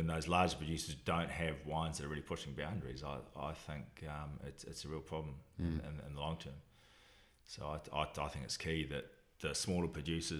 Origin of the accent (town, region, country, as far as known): Alexandra, Otago, New Zealand; born or raised there; also born or lived in Dunedin